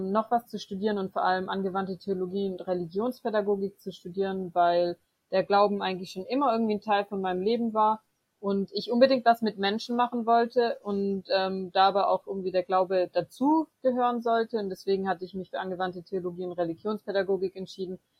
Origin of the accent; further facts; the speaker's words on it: Böblingen, Baden-Württemberg, Germany; now in Freiburg, Germany; ursprünglich aus Böblingen, das ist in der Nähe von Stuttgart. Genau, da bin ich groß geworden, aufgewachsen und habe eigentlich da bisher vor Freiburg mein ganzes Leben